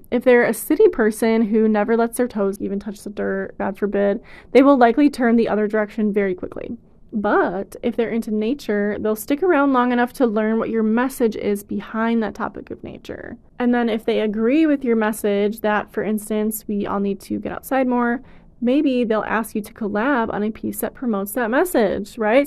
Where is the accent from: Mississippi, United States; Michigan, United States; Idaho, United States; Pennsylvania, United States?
Michigan, United States; moved away; It's really nice to be in my hometown for a while